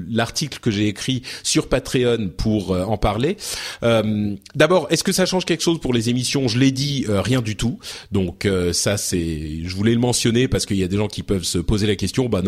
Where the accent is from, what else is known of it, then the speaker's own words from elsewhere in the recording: Lebanon; born there; moved away; je suis né au Liban et j'ai en fait ma famille a quitté le pays à cause de la guerre.